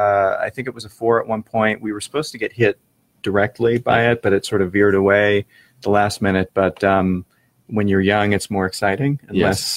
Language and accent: English; Florida, United States; now in Cape Cod, Massachusetts, United States; I'm from Florida